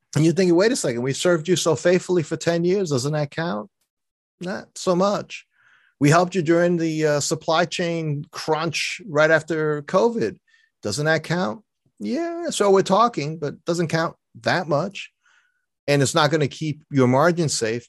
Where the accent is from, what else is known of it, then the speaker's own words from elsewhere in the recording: New York City, New York, United States; I grew up in New York City, so I'm not a sailor